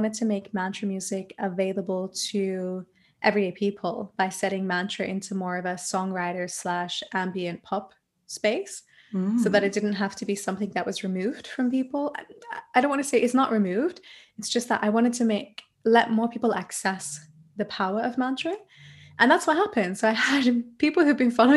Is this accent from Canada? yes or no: no; Australia; moved away as an adult; now in Germany; I'm an Australian mantra musician, voice coach, and yoga teacher based in Germany